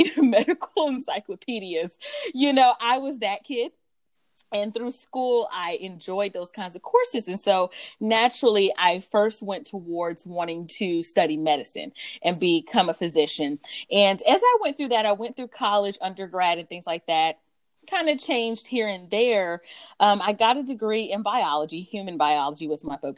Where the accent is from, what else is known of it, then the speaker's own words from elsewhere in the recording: North Carolina, United States; also born or lived in Stamford, Connecticut; I grew up partly in North Carolina, partly in Connecticut